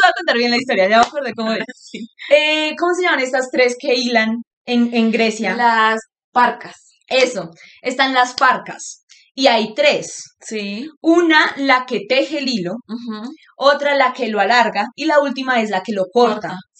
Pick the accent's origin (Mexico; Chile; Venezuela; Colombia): Mexico; somos mexicanos y no nos da miedo la muerte